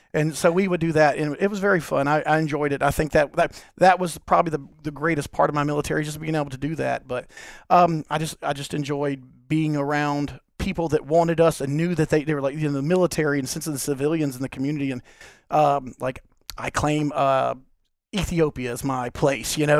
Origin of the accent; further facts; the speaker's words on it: Long Beach, Mississippi, United States; I was born here in, uh, in Long Beach, Mississippi